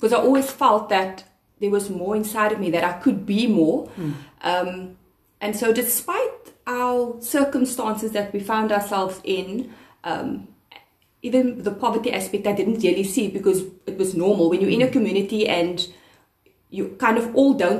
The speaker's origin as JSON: {"language": "English", "town": "Cape Town", "region": "Western Cape", "country": "South Africa", "tie": "born or raised there", "said": "I grew up on the Cape Flats"}